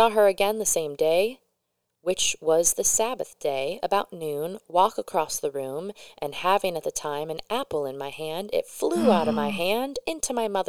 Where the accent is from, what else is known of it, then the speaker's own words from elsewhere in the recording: Florida, United States; We are from Florida, and I had no idea my mother's side even had any connections to New England whatsoever.